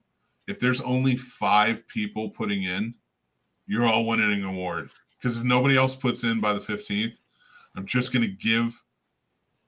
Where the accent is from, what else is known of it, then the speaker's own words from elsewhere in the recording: New Jersey, United States; I'm from Jersey